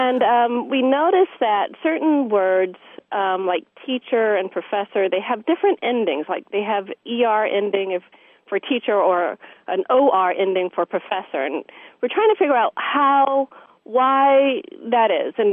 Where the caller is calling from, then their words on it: San Diego, California, United States; I'm from San Diego.